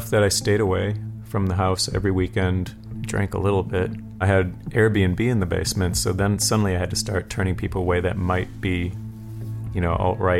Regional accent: near Milwaukee, Wisconsin, United States; moved away; I'm from Wisconsin, near Milwaukee, where Jeffrey Dahmer's from.

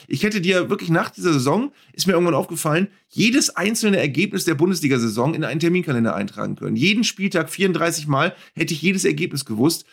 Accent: the North, Northern Germany, Germany; bei uns im Norden

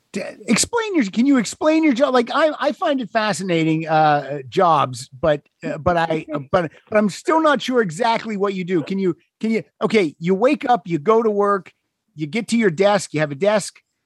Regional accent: Pennsylvania, United States; I grew up in Pennsylvania

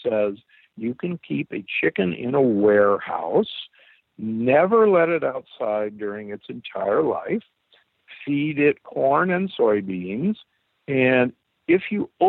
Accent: Omaha, Nebraska, United States; I grew up in Omaha, Nebraska

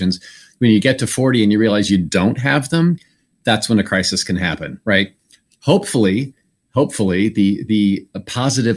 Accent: Indiana, United States; moved away; my home state of Indiana

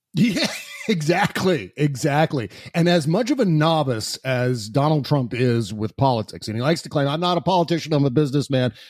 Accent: Washington, District of Columbia, United States; also born or lived in Virginia; I was born in Washington, D C

